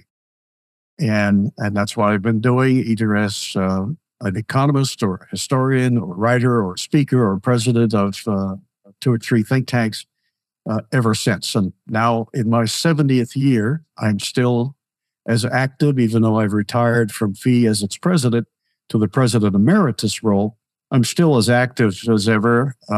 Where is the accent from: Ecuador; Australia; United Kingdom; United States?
United States; Beaver Falls, Pennsylvania; I was born and raised in one of its suburbs